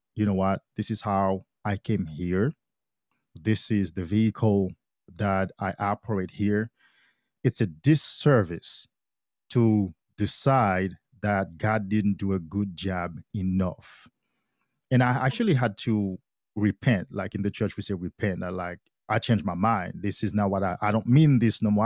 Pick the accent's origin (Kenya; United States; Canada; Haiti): Haiti; I grew up in Haiti. I'm from Haiti